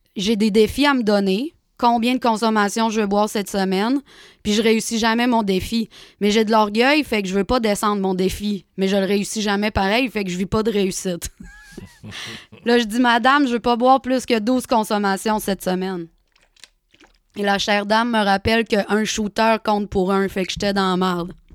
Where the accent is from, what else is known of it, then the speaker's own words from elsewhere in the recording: Chicoutimi, Quebec, Canada; je suis retournée euh, chez moi à Chicoutimi